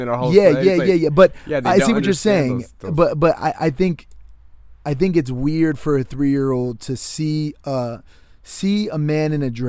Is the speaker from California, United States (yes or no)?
no; Connecticut, United States; I grew up just outside of New York City. I'm from Connecticut.